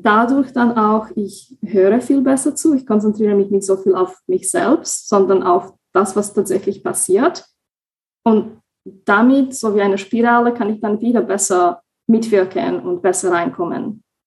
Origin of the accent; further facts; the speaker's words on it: Slovakia; moved away as an adult; now in Germany; ich komme ursprünglich aus der Slowakei und wohne seit knapp fünfeinhalb Jahren in Deutschland